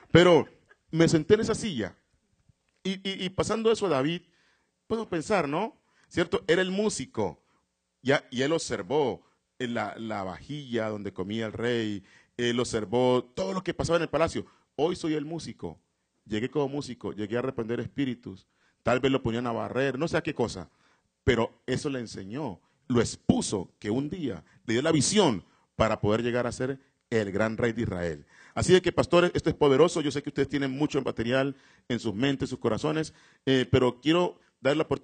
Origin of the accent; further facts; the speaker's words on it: Colombia; vine de Colombia y fui a visitar allí.